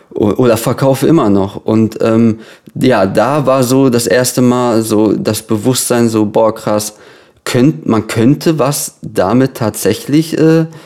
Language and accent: German; Lippstadt, North Rhine-Westphalia, Germany; Genau, also ich komme aus Lippstadt. Das ist so eine kleine Stadt äh, im Herzen von Ostwestfalen so, damit man sich das vorstellen kann. Das ist ungefähr so eine Stunde von Dortmund entfernt.